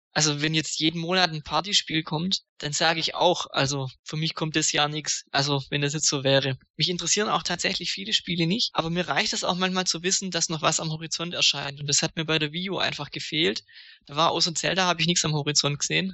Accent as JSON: {"language": "German", "region": "Swabia", "country": "Germany", "said": "Ich bin ja auch Schwabe"}